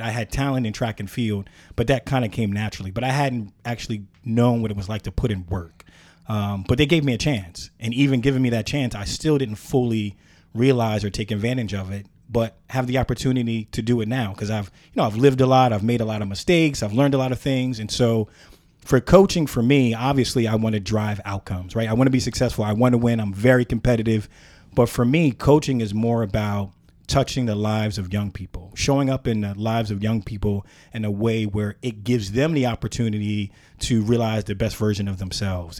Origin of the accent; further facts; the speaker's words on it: Philadelphia, Pennsylvania, United States; growing up in Philadelphia